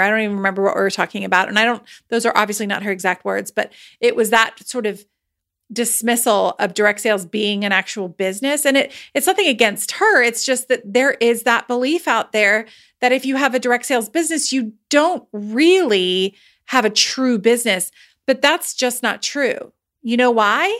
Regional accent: United States; I'm American

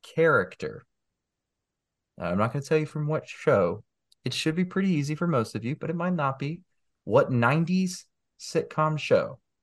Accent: Greenville, South Carolina, United States; my hometown in Greenville

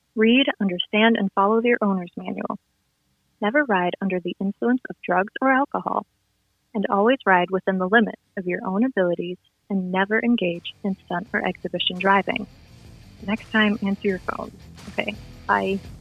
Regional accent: Midwest, United States; growing up in the Midwest

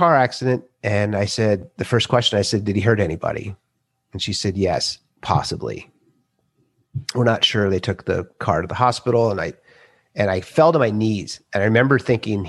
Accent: Minnesota, United States; I'm 54. I grew up in Minnesota

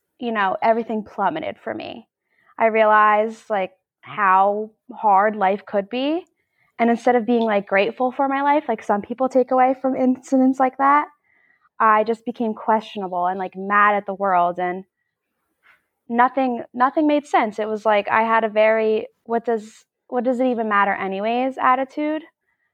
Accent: New Jersey, United States; I'm 24 years old, and I'm from New Jersey

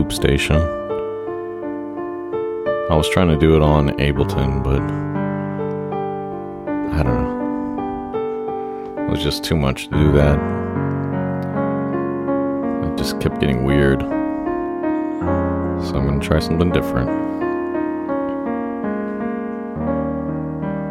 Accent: Dallas, Texas, United States; moved away; also born or lived in New York / California; I'm originally from Dallas

